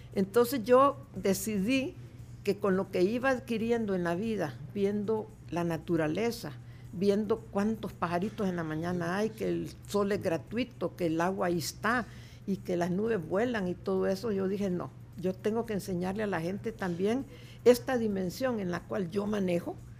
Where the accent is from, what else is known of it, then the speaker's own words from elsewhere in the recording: El Salvador; yo soy nacida en, aquí en El Salvador en 1944